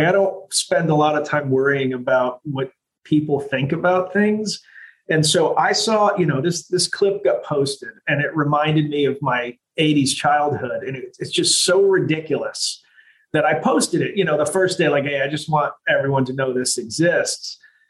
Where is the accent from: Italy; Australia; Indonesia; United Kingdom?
Italy; now in United States; I grew up, you know, I was born in America, but I grew up in Italy.